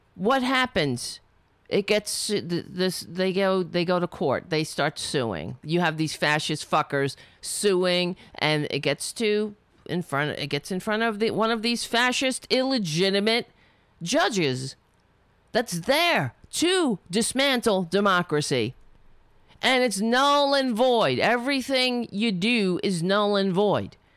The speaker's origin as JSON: {"language": "English", "country": "United States", "tie": "born or raised there", "said": "being an American, being born in this country."}